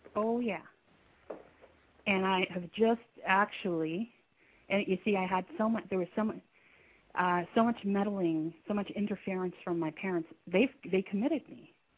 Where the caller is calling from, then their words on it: Canada; I'm calling from Canada